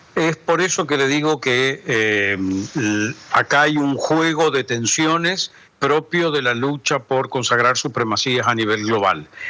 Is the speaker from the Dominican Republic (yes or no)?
no; Argentina; como argentino no hablo el chino